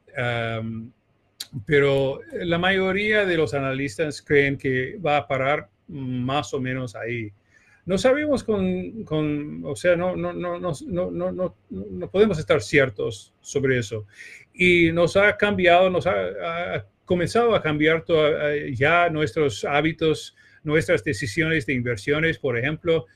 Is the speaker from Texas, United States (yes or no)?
yes; Texas, United States; accent: español gringo, mezclado con brasileño; Spanish is a second language; also born or lived in Buenos Aires, Argentina / São Paulo, Brazil / Mexico City, Mexico; now in New York, United States; yo soy de Texas, donde hay, claro, mucho petróleo y mucho fracking